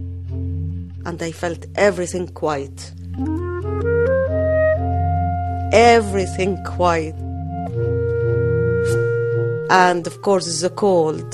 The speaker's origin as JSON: {"language": "English", "town": "Port Said", "region": "Port Said Governorate", "country": "Egypt", "tie": "born or raised there", "also_born_or_lived": "Cairo / Dublin", "moved": "as an adult", "lives_now": "Ireland", "said": "I am from Port Said. Port Said is the entrance of the Suez Canal. I was born there, raised up until I was 17 of age"}